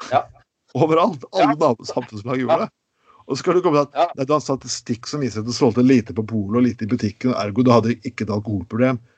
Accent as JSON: {"language": "Norwegian", "town": "Skien", "region": "Telemark", "country": "Norway", "tie": "born or raised there", "said": "Jeg husker jeg vokste, jeg vokste opp på 90-tallet, og jeg vokste opp i Skien, der det var regulering ganske kraftig."}